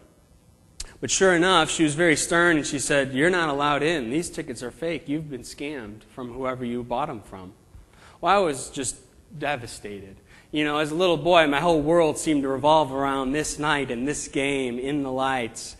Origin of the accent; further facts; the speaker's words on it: Chicago, Illinois, United States; moved away; I'm from the Chicago area, and I grew up there